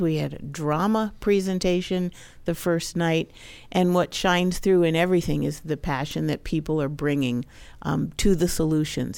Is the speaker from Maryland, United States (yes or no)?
yes; Maryland, United States; moved away; I grew up in Maryland